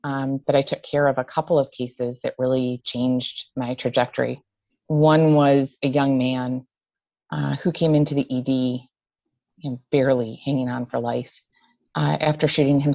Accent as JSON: {"language": "English", "town": "Buffalo", "region": "New York", "country": "United States", "tie": "born or raised there", "also_born_or_lived": "Syracuse, New York", "moved": "as an adult", "lives_now": "Rhode Island, United States", "said": "I'm born and raised in Western New York, born in Syracuse, raised in Buffalo"}